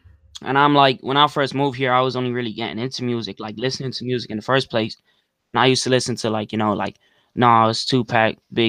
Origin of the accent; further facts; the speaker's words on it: California, United States; I'm from Cali, and I'm just an up and coming rapper.